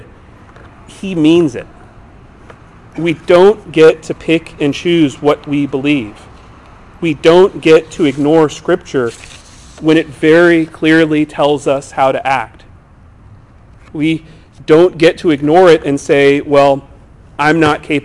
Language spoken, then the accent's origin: English; United States; American Christians